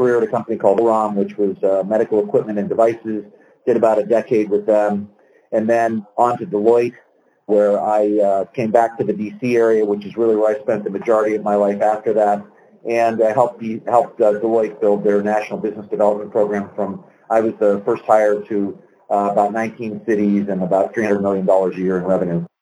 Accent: Pittsburgh, Pennsylvania, United States; moved away as an adult; now in Little Rock, United States; I grew up in Pittsburgh and spent the early part of my life there

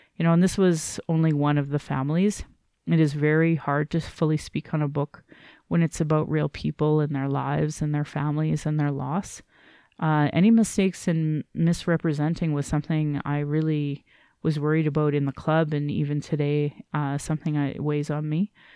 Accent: Calgary, Alberta, Canada; I was born in Calgary

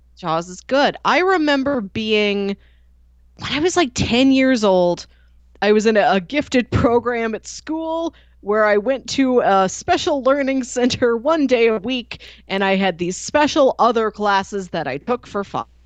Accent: Midwest, United States; me as a Midwesterner

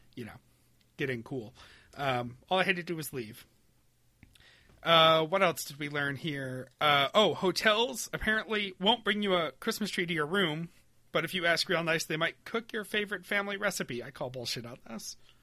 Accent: Webster, New York, United States; moved away; growing up in Webster, New York

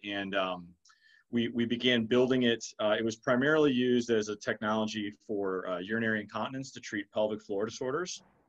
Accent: Detroit, Michigan, United States; But I'm from Michigan originally. I'm from Detroit and proud Michigan State grad. But no, relocated to the southeast about 12 years ago and call this home.

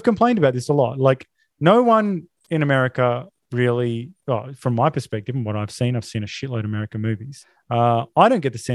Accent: Australia

